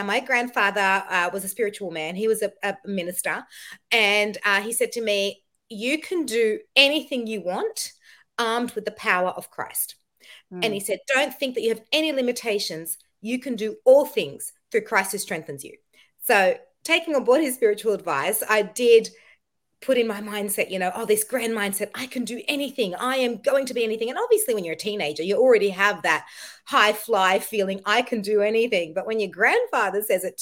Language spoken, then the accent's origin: English; Egypt; I'm Egyptian